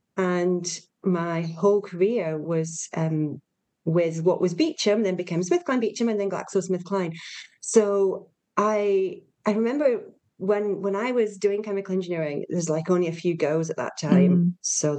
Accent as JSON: {"language": "English", "region": "Yorkshire and the Humber", "country": "United Kingdom", "tie": "born or raised there", "said": "So I'm a Yorkshire girl."}